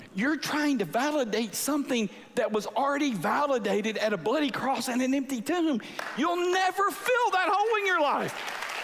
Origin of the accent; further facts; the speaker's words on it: Angleton, Texas, United States; I grew up in South Texas by the beach